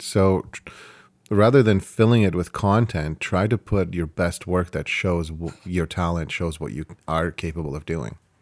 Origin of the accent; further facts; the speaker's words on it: Canada; we're Canadian